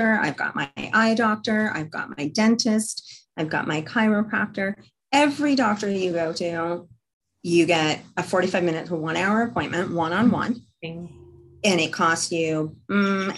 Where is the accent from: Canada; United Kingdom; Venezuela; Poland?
Canada; as I'm Canadian